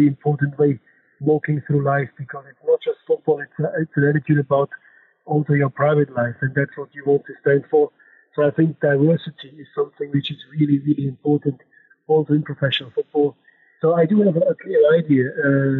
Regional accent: Germany; accent: German; English is a second language; I'm German, you know, my accent, and also by my passport

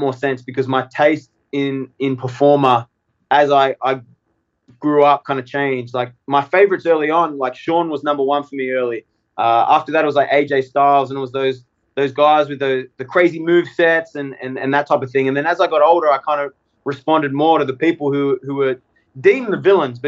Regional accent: Australia; now in United States; especially as an Australian

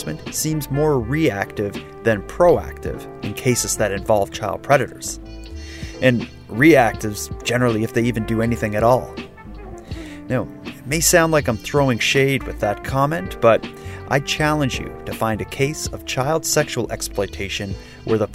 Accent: Halifax, Nova Scotia, Canada; my hometown here in Halifax

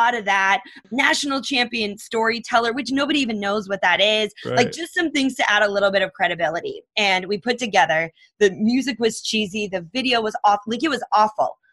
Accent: Minnesota, United States; moved away; also born or lived in Phoenix; I grew up in Minnesota

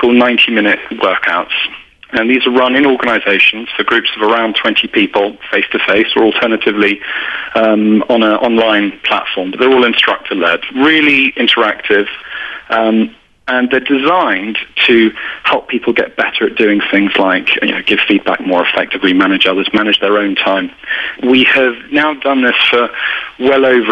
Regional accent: United Kingdom; accent: British; You can probably tell by my accent that I'm British

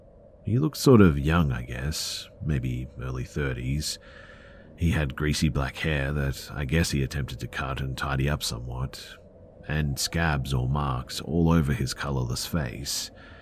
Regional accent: California, United States; also born or lived in Atlanta, United States; So, I'm from California, but me and my family lived in Atlanta for about 2 years, from 15 to 17 years old.

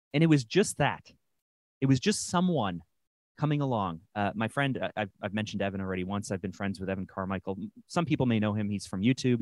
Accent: Toronto, Ontario, Canada; my hometown of Toronto, Canada

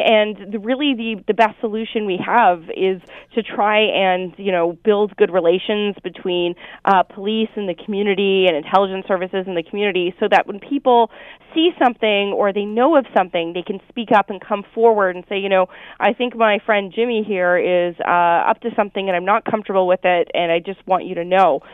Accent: Oshawa, Ontario, Canada; moved away; I'm originally from Oshawa

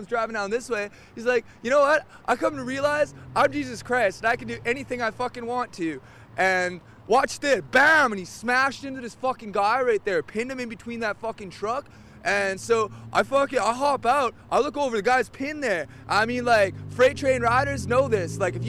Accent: Sophia, West Virginia, United States; Sophia, West Virginia.

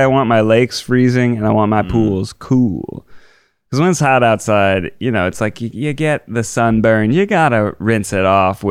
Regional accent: Florida, United States; in Disney World in sunny Orlando, California, my home state.

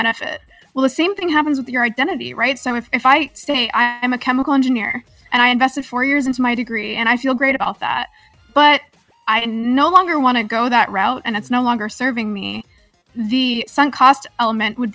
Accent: Canada; now in California, United States; I'm from Canada originally.

